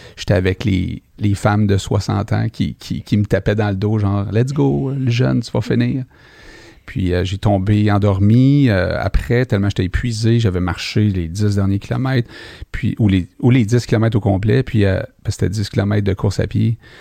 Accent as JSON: {"language": "French", "town": "Montreal", "region": "Quebec", "country": "Canada", "tie": "born or raised there", "said": "je suis né à Rivière-des-Prairies"}